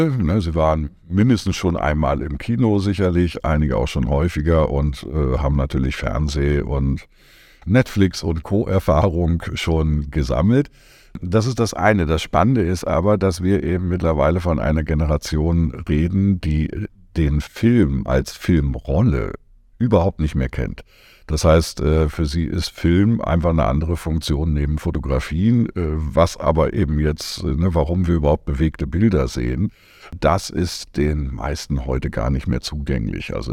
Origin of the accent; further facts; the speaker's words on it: Berlin, Germany; Ja, mache ich gerne. Ja … ich komme aus Berlin